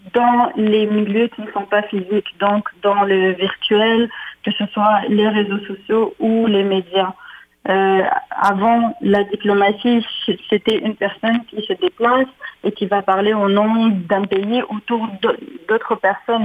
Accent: Ottawa, Ontario, Canada; moved away as an adult; now in Quebec City, Canada; je suis franco-ontarienne, j'ai grandi à Ottawa

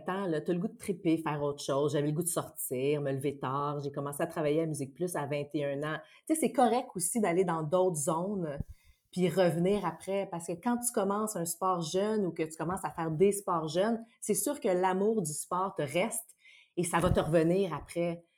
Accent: Saint-Bruno-de-Montarville, Quebec, Canada; moi, je viens de Saint-Bruno, de la rive sud de Montréal

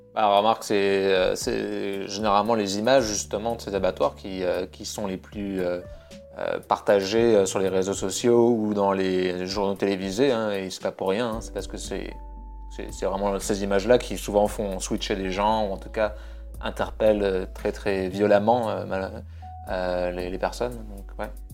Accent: France; je suis français

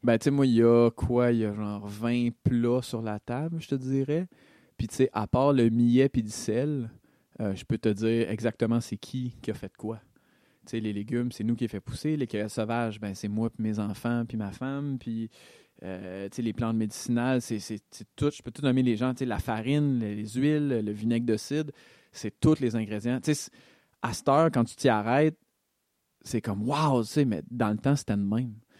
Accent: Montreal, Quebec, Canada; moved away; je viens de Rosemont, là, tu sais, je suis un gars de la ville

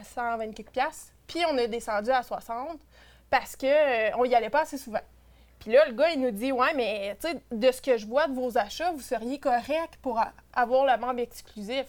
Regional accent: Témiscamingue, Quebec, Canada; je viens du Témiscamingue

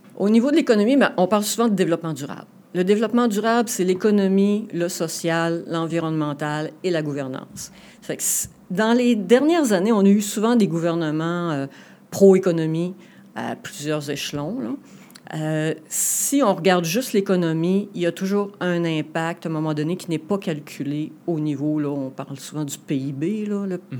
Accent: Saguenay, Quebec, Canada; Donc ici dans la région, moi je suis une Saguenéenne convaincue

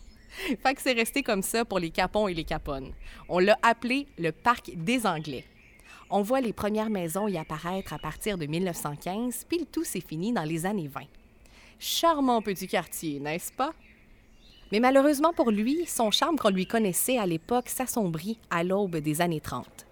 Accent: Trois-Rivières, Quebec, Canada; mon chez nous

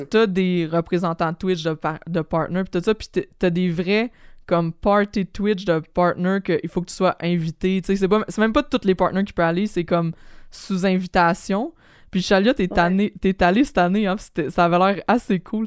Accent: Quebec, Canada; en tant que Québécois

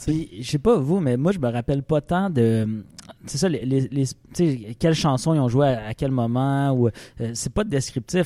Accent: Rouyn-Noranda, Quebec, Canada; moved away; je suis né à Rouen-Noranda

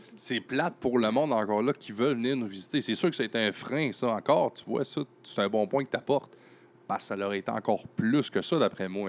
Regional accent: Baie-Comeau, Quebec, Canada; moved away as an adult; also born or lived in Montreal; je suis natif de Bécomo

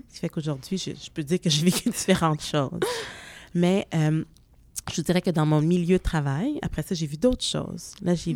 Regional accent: Montreal suburbs, Quebec, Canada; Je suis née à Montréal, mais très jeune, j'ai déménagé en banlieue

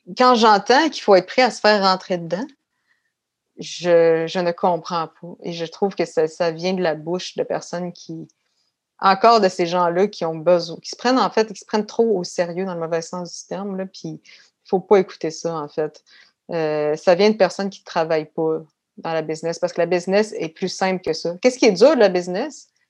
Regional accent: Quebec City, Quebec, Canada; also born or lived in Paris, France / England; Je suis née à Québec et j'ai grandi principalement à Beauport communément appelé Beauport Beach

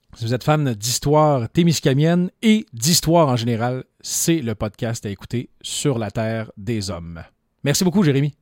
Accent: Lorrainville, Quebec, Canada; mon village natal.

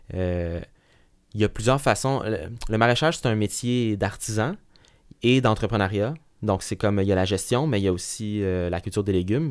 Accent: Laval, Quebec, Canada; also born or lived in Sherbrooke; je suis né euh, à Sherbrooke, qu'on euh, pourrait qualifier comme une, ville euh, qui de, grande, moyenne taille. Puis, mais j'ai été élevé principalement à la banlieue, en banlieue à Laval

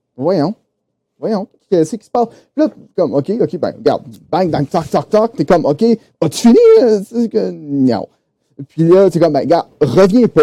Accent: Quebec City, Quebec, Canada; also born or lived in Saint-Hyacinthe; je suis originaire de Québec

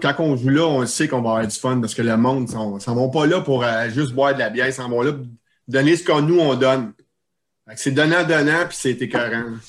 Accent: Chambly, Quebec, Canada; on vient de Chambly. Puis à Chambly, dans le temps, le 30 ans, c'était très petit

